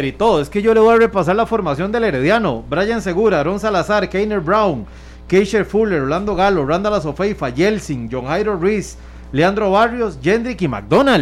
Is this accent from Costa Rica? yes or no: yes; Costa Rica; si yo fuera herediano, pero lo veo como costarricense